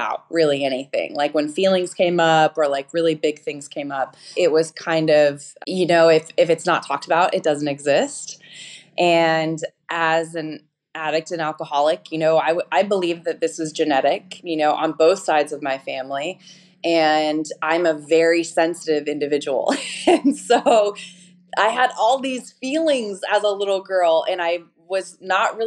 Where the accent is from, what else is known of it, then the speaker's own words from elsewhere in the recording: Denver, Colorado, United States; moved away as an adult; also born or lived in Atlanta; now in Orange County, United States; I am actually a Colorado native. So okay. I grew up in Denver, Colorado, like a suburb of Denver called Centennial or Aurora